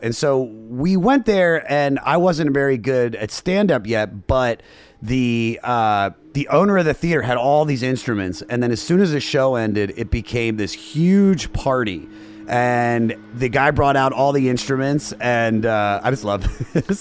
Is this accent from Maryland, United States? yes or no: yes; Germantown, Maryland, United States; moved away; also born or lived in Baltimore; I'm Germantown, right outside of D.C. I lied for a long time and said I was from Baltimore because I lived there for 10 years and I thought it made me cooler, but yeah. I'm really from the suburbs of D.C.